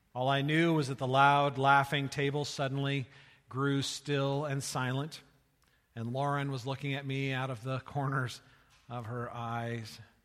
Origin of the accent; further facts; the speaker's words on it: California, United States; moved away as an adult; also born or lived in Iowa; I was raised in California and I went to college in Iowa.